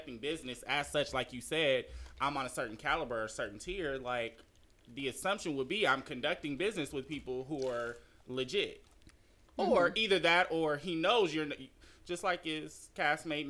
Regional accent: Compton, California, United States; I'm from Compton

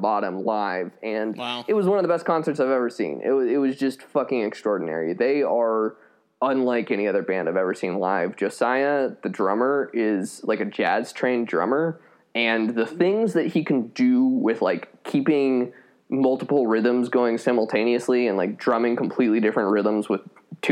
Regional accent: Colorado Springs, Colorado, United States; moved away; I grew up in Colorado Springs, which is the evangelical capital of the world.

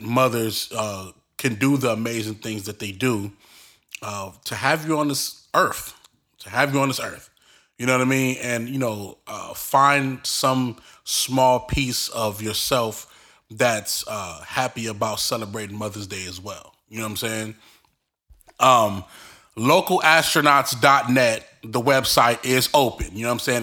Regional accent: Belize; we're from Belize

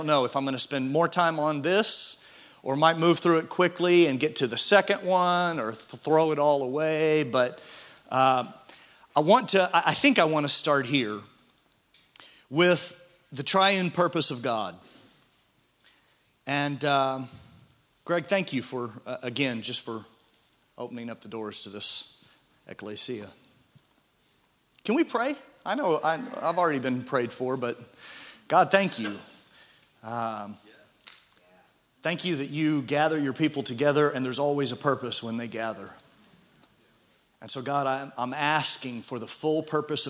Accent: Midwest, United States; as a Midwesterner

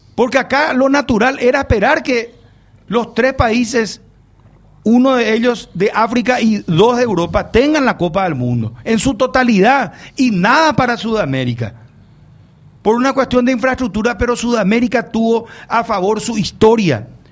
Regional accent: Paraguay; yo me siento orgulloso como paraguayo

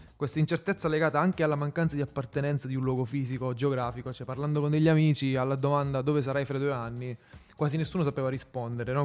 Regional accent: Sicily, Italy; moved away as an adult; now in Rome, Italy; Io stesso sono un fuori sede, sono siciliano, vivo ormai a Roma da sei anni

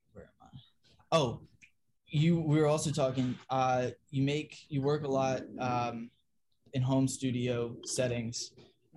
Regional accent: Virginia, United States; I'm from Virginia

